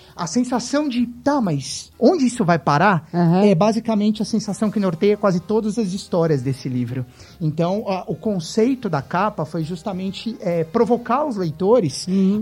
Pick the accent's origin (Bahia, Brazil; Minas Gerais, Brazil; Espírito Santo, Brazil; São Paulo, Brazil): São Paulo, Brazil; Eu sou de São Paulo